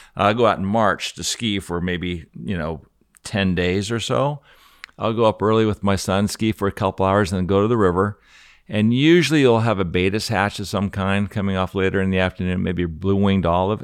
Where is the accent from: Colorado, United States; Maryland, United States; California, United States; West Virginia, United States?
Colorado, United States; I'm a skier from Colorado